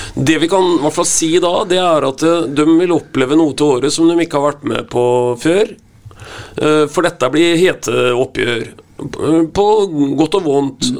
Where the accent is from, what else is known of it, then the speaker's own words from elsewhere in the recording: Vetatoppen, Østfold, Norway; jeg kommer jo fra Vetatoppen.